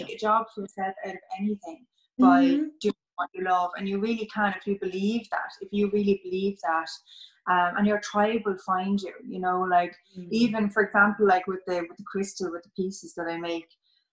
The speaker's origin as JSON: {"language": "English", "area": "Mayo", "region": "Connacht", "country": "Ireland", "tie": "born or raised there", "also_born_or_lived": "London", "said": "I was born in London, and then we moved to Mayo when I was 8"}